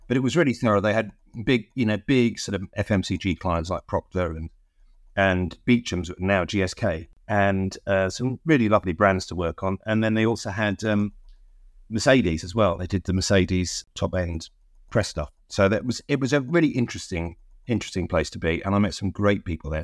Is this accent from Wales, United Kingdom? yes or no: no; London, United Kingdom; the church where I grew up in North London